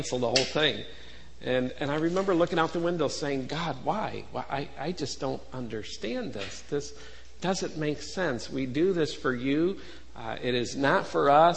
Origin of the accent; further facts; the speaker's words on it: Buffalo, New York, United States; I'm from Buffalo